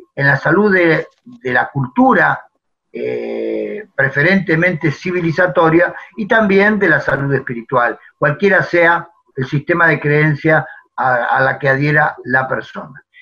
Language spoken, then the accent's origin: Spanish; La Pampa, Argentina; also born or lived in Buenos Aires; Estoy en La Pampa, de donde soy oriundo, pampeano, nacido y criado